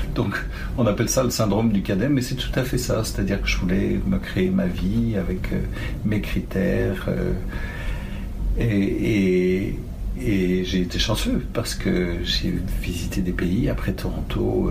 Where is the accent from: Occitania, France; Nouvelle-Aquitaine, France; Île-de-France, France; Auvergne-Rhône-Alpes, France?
Île-de-France, France; Paris; also born or lived in Tanganyika / Nice; now in Ontario, Canada; j'étais été élevé à Paris en fait, et j'ai fini mes études à Nice